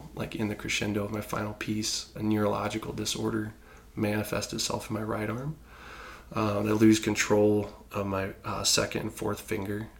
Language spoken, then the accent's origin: English; Indiana, United States; I was born in Indiana, so we'd go to the Fort Wayne Philharmonic